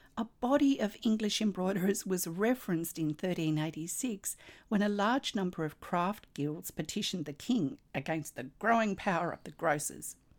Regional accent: Australia; I'm an Australian textile artist, teacher, judge, blogger and stitch

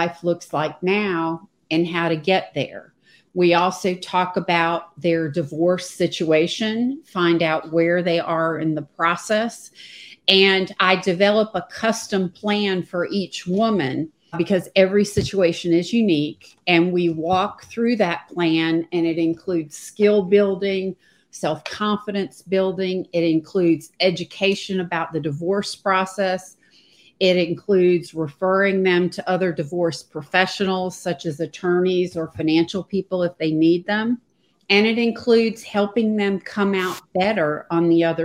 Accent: United States; also born or lived in Charlotte, North Carolina / Virginia; now in Pawleys Island, United States; I live in Pawleys Island, South Carolina, which is on the beach on the Atlantic coast. And I've been here for a couple of years. And before that, I lived 40 years in Charlotte, North Carolina, and spent most of my life in Virginia, North Carolina, if you can tell from the accent

